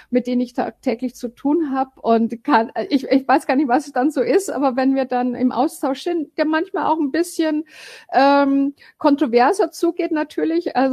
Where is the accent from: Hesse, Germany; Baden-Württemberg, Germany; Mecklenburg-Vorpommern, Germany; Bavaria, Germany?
Bavaria, Germany; now in Frankfurt, Germany; oder ich bin aufgewachsen in am Chiemsee und bin halt irgendwann mal in die Welt hinausgezogen, aber hauptsächlich in Deutschland gewesen und ja die Base ist in Frankfurt